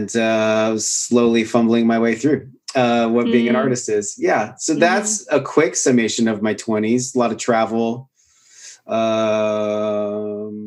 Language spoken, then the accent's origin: English; Washington, United States; moved away as an adult; also born or lived in Bellingham, Washington / Portland; now in Austin, United States; I was at Western Washington University, which is in Northern Washington State. It's where I grew up in Washington State.